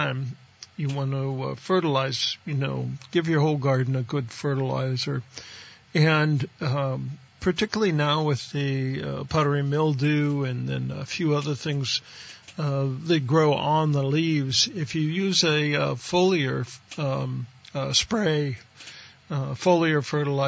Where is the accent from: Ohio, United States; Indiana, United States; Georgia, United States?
Ohio, United States; on the Pennsylvania border; moved away; I grew up out in Ohio, right on the Pennsylvania border of Ohio